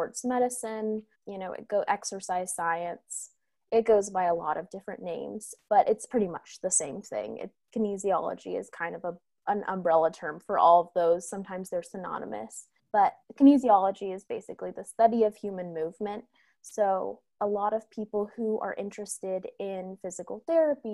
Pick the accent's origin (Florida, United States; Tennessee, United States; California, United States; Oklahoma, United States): California, United States; growing up in California